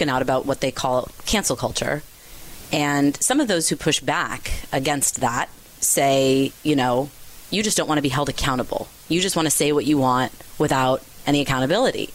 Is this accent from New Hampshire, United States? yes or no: no; California, United States; my home state of California